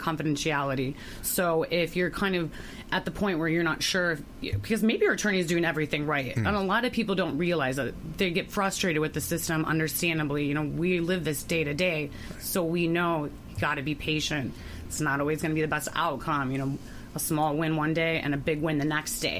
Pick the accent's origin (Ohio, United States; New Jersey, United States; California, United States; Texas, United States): Ohio, United States; now in Florida, United States; I'm from Ohio